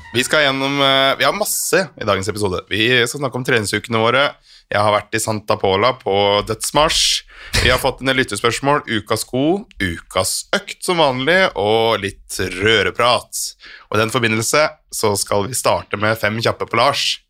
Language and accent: Norwegian; Flå, Buskerud, Norway; now in Oslo, Norway; jeg er jo fra Flå